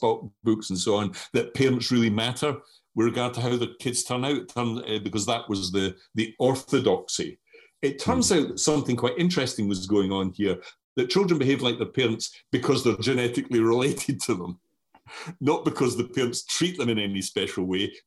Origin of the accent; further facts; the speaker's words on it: Scotland, United Kingdom; accent: strong Scottish; moved away as an adult; now in Brighton, United Kingdom; I have a strong Scottish accent